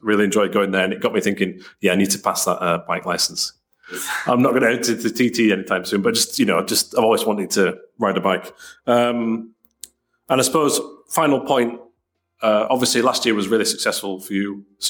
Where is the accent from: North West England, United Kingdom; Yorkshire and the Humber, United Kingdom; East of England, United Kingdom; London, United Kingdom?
Yorkshire and the Humber, United Kingdom; Leeds; I'm from Leeds in the north of England in Yorkshire.